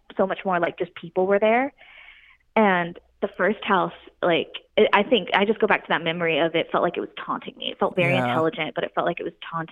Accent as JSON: {"language": "English", "town": "Pensacola", "region": "Florida", "country": "United States", "tie": "born or raised there", "said": "I grew up actually in Florida, and I grew up right outside Pensacola, Florida"}